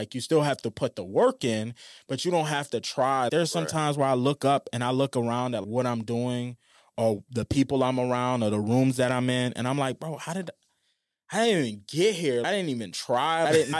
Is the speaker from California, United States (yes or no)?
no; New Orleans, Louisiana, United States; I remember when I was growing up in New Orleans, there was this guy named Ronald that worked at McDonald's.